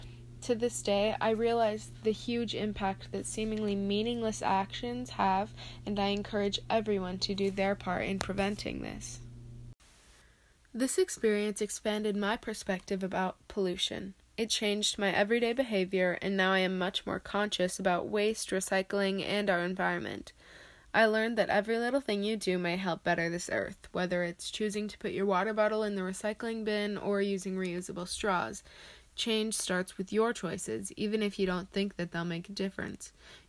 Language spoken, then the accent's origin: English; Austin, Minnesota, United States; Growing up in Austin, Minnesota, I had not been exposed to the vast array of pollution throughout the earth.